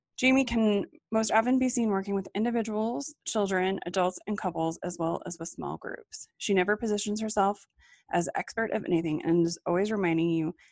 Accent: Colorado, United States; So I grew up in Colorado

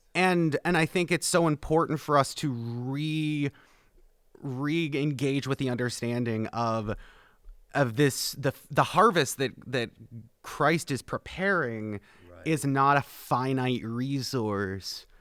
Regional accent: Canada; moved away as an adult; now in Plattsburgh, United States; I am the Canadian, so I was born and raised, um, outside of this country, but was brought uh, to the North Country about four years ago

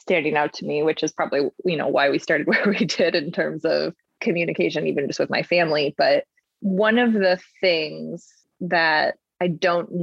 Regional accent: Chicago, Illinois, United States; now in San Diego, United States; growing up in Chicago

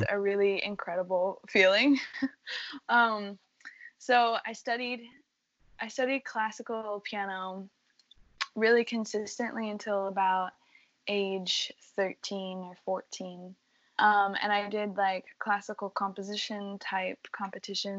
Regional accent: Colorado Springs, Colorado, United States; moved away as an adult; now in Boston, United States; coming from Colorado Springs, where, well, it was like I had a really good community there in the arts, and I could walk down the streets of my hometown

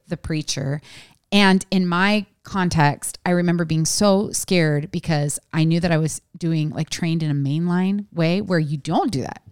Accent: West Coast, United States; I was raised on the West Coast

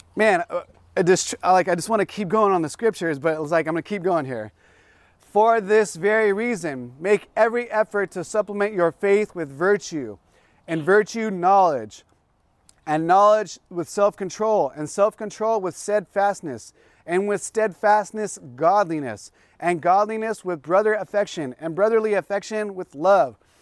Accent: South Bay, Los Angeles County, California, United States; I come from the South Bay, which is, um, South L A County

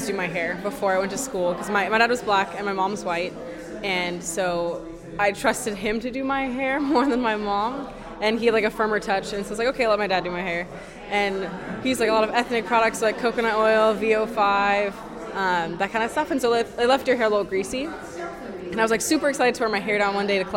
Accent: Redmond, Washington, United States; I grew up in Redmond, which is on the east side in Washington

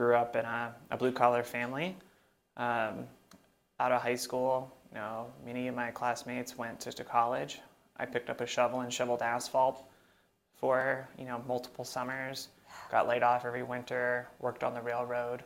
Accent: Phoenix, Arizona, United States; also born or lived in Mesa, Arizona; I'm from Central Phoenix. I was born in Mesa in 1984

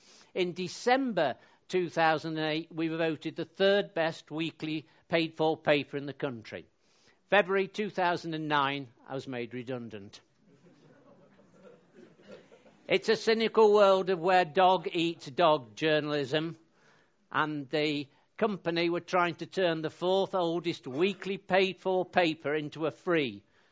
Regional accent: West Midlands, United Kingdom; I was brought up in North Staffordshire, and I'm a stamp collector.

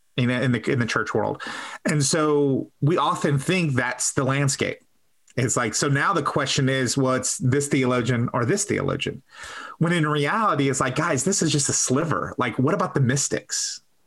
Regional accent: Texas, United States; I'm a Texan

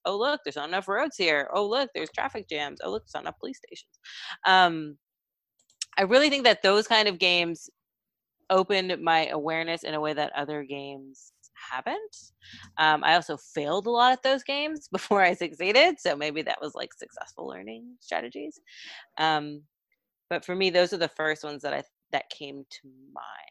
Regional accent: Texas, United States; I'm from Texas

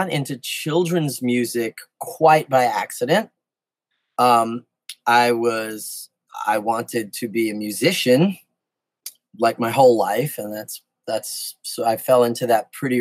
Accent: New York City, New York, United States; I grew up in New York City, in the Bronx

